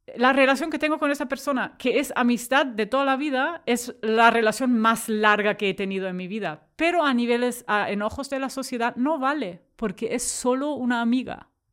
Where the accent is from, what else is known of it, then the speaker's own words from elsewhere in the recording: Germany; accent: German; Spanish is a second language; moved away as an adult; now in Barcelona, Spain; soy alemana, o sea, lo escucharéis por, por mi acento encantador, no, no autóctono, eh, pero llevo aquí desde hace 15 años